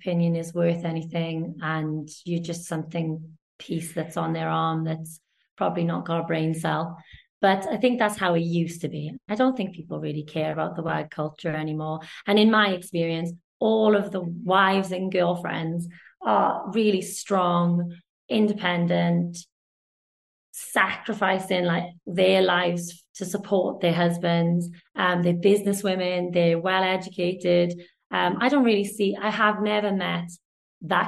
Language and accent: English; Wales, United Kingdom; also born or lived in London